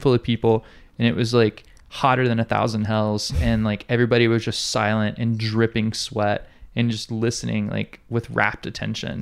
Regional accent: Montgomery, Alabama, United States; now in Hawaii, United States; I moved to here from Alabama

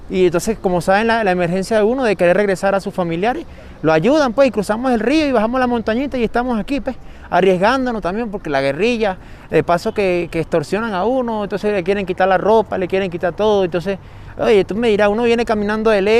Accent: Apure, Venezuela; now in Quito, Ecuador; Soy de Venezuela, del estado Apure.

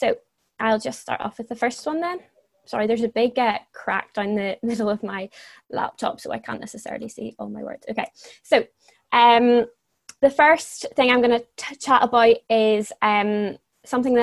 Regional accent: Northern Ireland, United Kingdom; moved away as an adult; also born or lived in Dublin, Ireland; I'm from Northern Ireland, but I would usually be living in Dublin for university

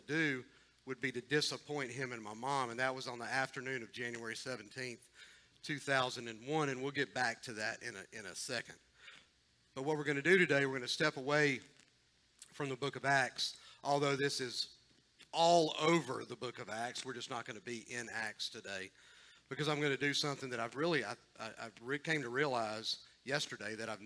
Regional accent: Columbus, Georgia, United States; I grew up in Columbus, but in a pretty religious Jewish home

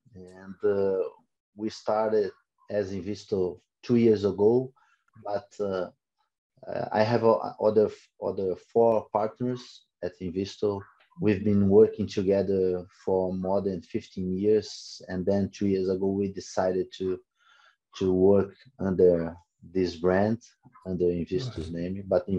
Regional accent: Florianópolis, Santa Catarina, Brazil; also born or lived in Boston; I'm from Florianópolis, a southern Brazilian city located in the state of Santa Catarina. And I'm still living here. Actually, I left Florianópolis for 2 years during the 2000 years when I went to Boston, took my MBA in business.

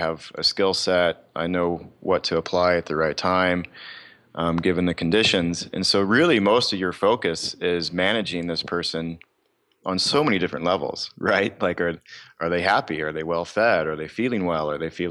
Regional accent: the South, United States; Growing up in the South, the questions are always, are you hunting and fishing?

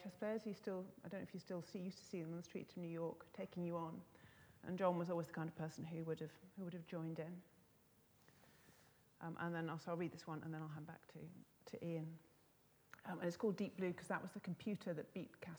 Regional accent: Scotland, United Kingdom; moved away; I'm Scottish, and I can't live there. Don't live there anymore.

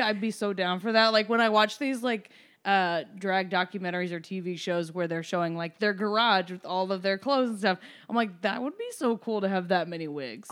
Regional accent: Evansville, Indiana, United States; moved away as an adult; I'm from Evansville, Indiana

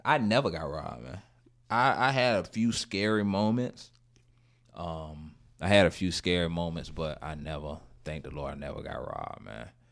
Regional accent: Gainesville, Florida, United States; moved away; I'm from Gainesville

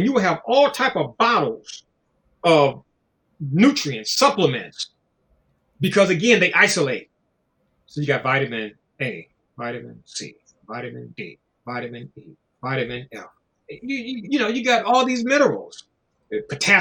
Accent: Los Angeles, California, United States; I'm from South Central Los Angeles.

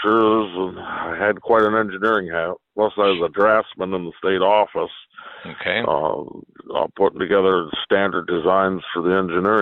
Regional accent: Gratiot County, Michigan, United States; I grew up in Gratiot County, which is north of Lansing, about 35 miles from Michigan State

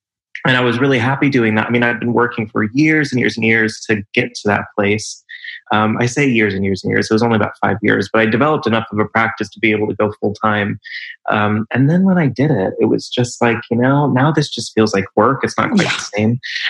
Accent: California, United States; born there; I was born in California and I've lived in most of the major US cities on the West Coast and on the East Coast. Was in London for a little while.

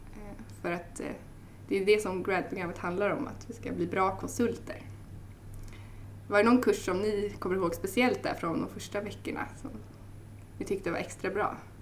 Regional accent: Stockholm, Stockholm County, Sweden; jag kommer från Stockholm

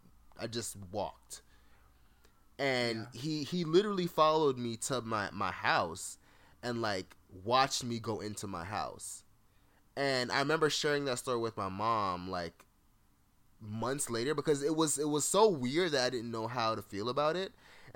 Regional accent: Fort Lauderdale, Florida, United States; In the neighborhood that I grew up in Fort Lauderdale, shout out to the 954 to 750, you know what I mean? My little 305, all of that.

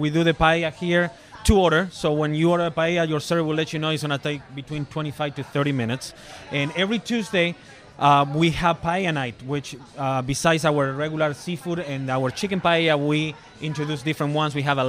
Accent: Argentina; moved away as an adult; now in Orlando, United States; Well, I came from Argentina in 2006. So it's gonna be in October. It's gonna be 13 years.

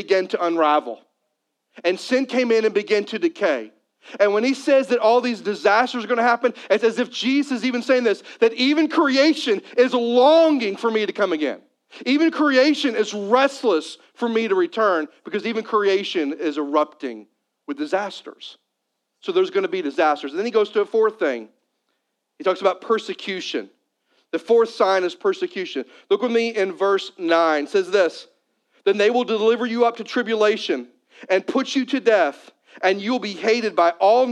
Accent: Missouri, United States; I'm a Missouri boy. And so I grew up in Missouri

